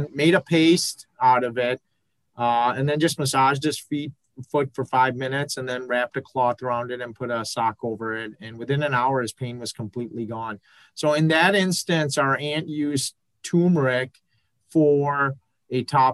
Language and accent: English; Pakistan; moved away; I'm originally from Pakistan